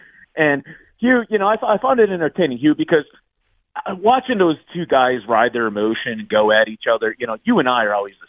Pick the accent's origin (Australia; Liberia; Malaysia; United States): United States; Scranton, Pennsylvania; now in Middletown, United States; I am originally from Scranton, Pennsylvania, home of The Office.